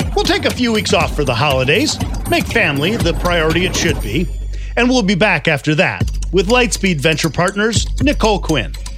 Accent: Midwest, United States; I'm from the Midwest

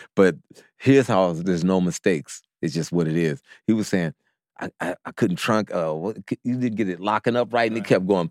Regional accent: Oakland, California, United States; we're from Castlemont

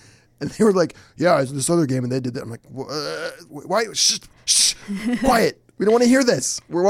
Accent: Detroit, Michigan, United States; I'm from Detroit. I'm from Hockey Town.

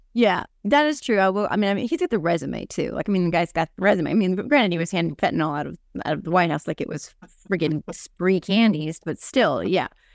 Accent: New Jersey, United States; I'm from New Jersey

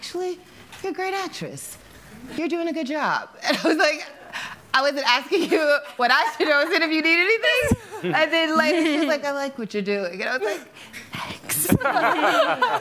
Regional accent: Houston, Texas, United States; I'm from Houston, Texas

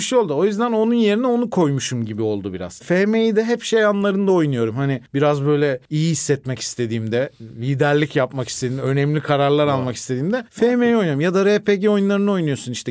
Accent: Isparta, Turkey; Ben Ispartalıyım

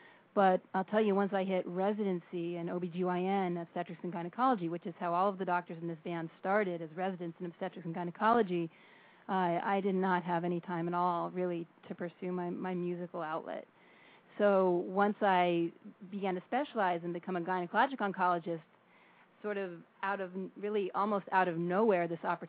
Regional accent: Colorado, United States; also born or lived in California; now in New York, United States; I grew up in Colorado, and then I actually went to college in California and ended up pursuing all my medical training out here in New York.

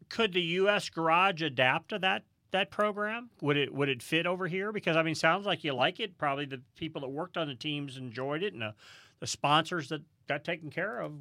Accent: St. Louis, Missouri, United States; I grew growing up in St. Louis, Missouri

